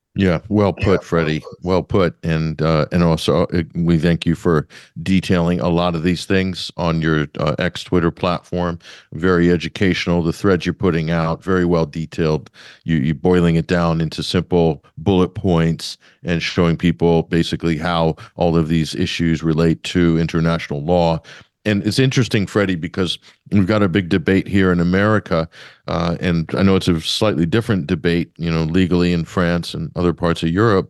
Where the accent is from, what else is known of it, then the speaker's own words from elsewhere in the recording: United States; I'm talking to you as an American